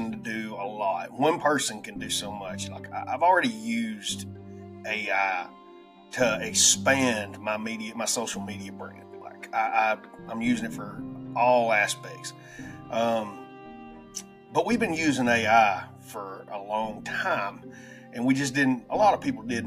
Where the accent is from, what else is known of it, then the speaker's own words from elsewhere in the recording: United States; accent: redneck; my redneck rambling accent